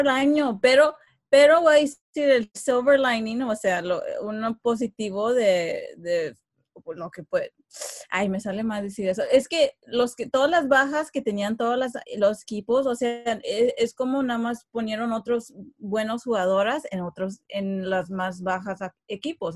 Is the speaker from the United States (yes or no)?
yes; Los Angeles, California, United States; yo nací en Estados Unidos, eh, nací en Los Ángeles